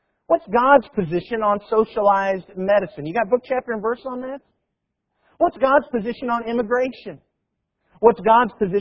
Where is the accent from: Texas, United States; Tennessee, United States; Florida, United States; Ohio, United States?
Tennessee, United States; we're from Tennessee